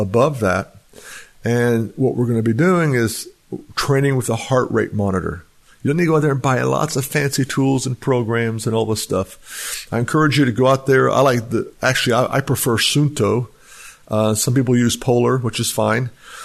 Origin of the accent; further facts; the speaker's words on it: United States; I was raised in Texas, Oklahoma area